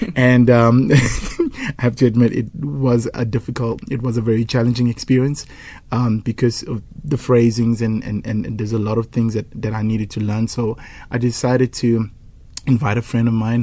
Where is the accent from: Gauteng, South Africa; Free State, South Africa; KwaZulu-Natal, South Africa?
KwaZulu-Natal, South Africa; first language Zulu; English is a second language; my mother tongue, obviously, I'm a KZN boy, is isiZulu